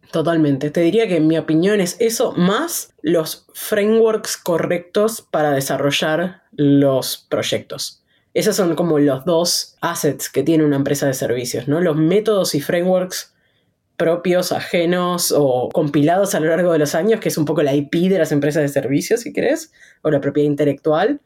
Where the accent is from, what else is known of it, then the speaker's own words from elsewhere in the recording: Buenos Aires, Argentina; yo nací en Buenos Aires, Argentina.